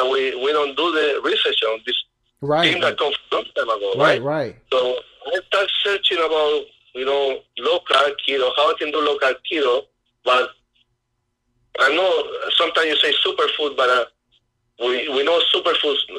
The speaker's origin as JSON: {"language": "English", "country": "Chile", "tie": "born or raised there", "said": "growing up in Chile"}